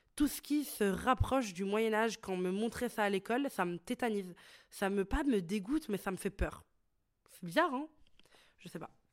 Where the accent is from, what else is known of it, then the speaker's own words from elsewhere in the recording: Italy; moved away as an adult; now in Brussels, Belgium; j'ai grandi en Italie